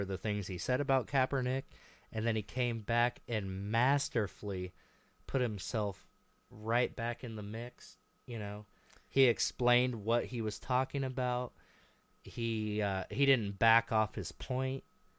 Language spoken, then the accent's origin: English; Albia, Iowa, United States; I'm from Albia.